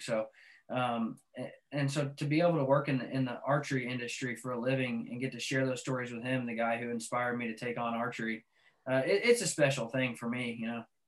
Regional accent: Arkansas, United States; I grew up in Arkansas

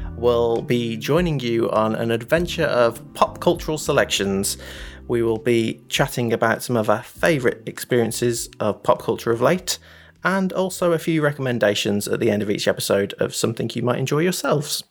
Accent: West Midlands, United Kingdom; growing up in the West Midlands of the U K

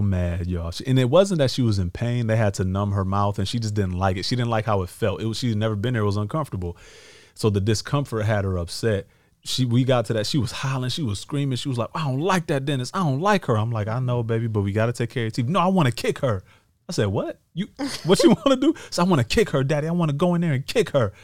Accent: Detroit, Michigan, United States; now in Los Angeles, United States; what we grew up with in Detroit

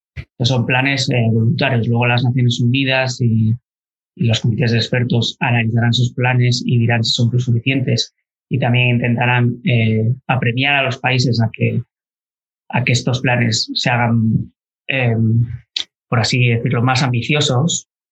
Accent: Galicia, Spain; moved away as an adult; also born or lived in Alcalá de Henares / Basque Country; soy gallego

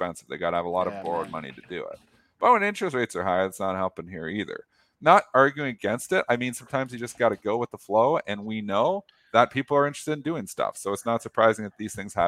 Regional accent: Leamington, Ontario, Canada; moved away; I'm from Leamington. Originally

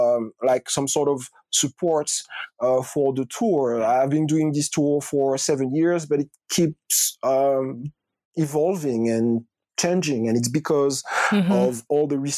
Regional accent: Martinique; also born or lived in Rennes, France / Bordeaux, France; now in Paris, France; I grew up in Martinique

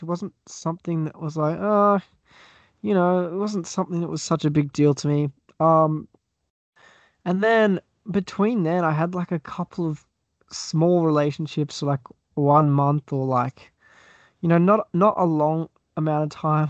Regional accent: Australia; accent: Australian; I'm from Australia. Oh, you could probably tell that by the accent.

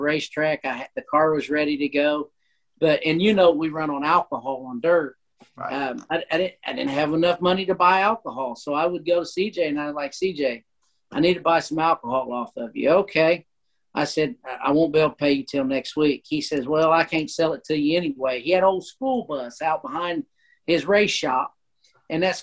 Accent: Indiana, United States; born or raised there

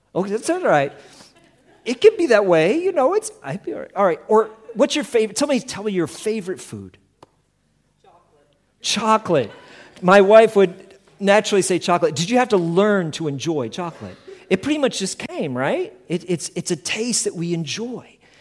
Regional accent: Colorado, United States; we come from Colorado, camping was a big part of our life

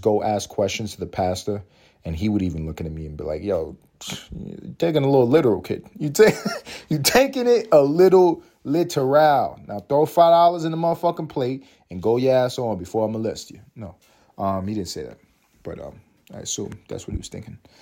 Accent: United States; I'm American. Um, I'm happy to be American.

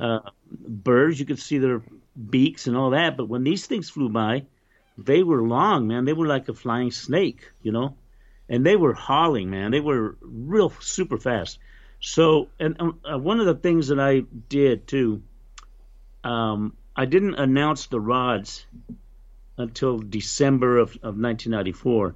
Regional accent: Roswell, New Mexico, United States; also born or lived in Loving, New Mexico; I grew up in Roswell, New Mexico

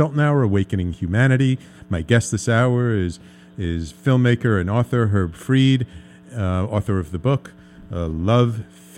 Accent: New York City, New York, United States; I grew up in the Bronx

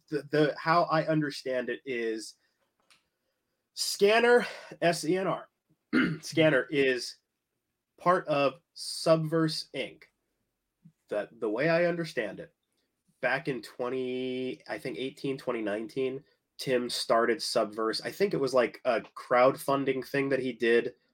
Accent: United States; I'm, I'm American

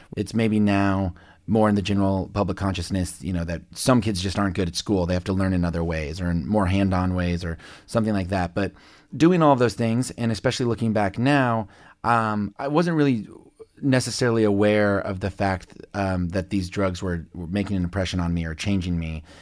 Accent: on the Kansas side, United States; also born or lived in Lubbock, Texas; grew up in Can- a suburb of Kansas City, Missouri, but on the Kansas side.

